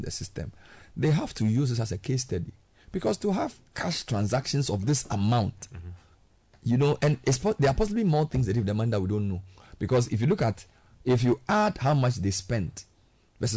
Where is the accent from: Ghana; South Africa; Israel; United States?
Ghana; I'm from Ghana